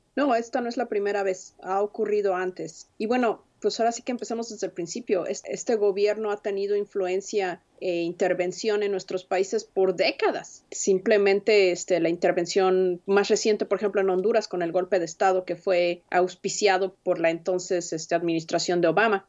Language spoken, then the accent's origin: Spanish; Mexico City, Mexico; moved away as an adult; also born or lived in Chiapas; now in Washington, United States; nací en la Ciudad de México, crecí en la Ciudad de México